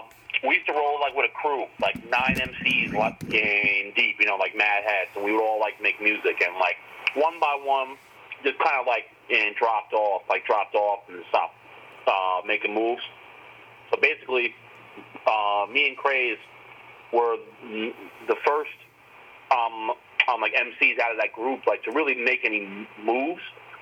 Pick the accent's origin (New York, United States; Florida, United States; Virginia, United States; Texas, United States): New York, United States; New York City; I grew up in Lower Manhattan